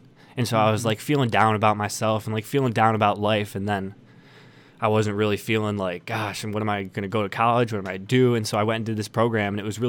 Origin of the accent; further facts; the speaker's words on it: Dearborn, Michigan, United States; I've lived in Dearborn my whole life. I went to Divine Child High School.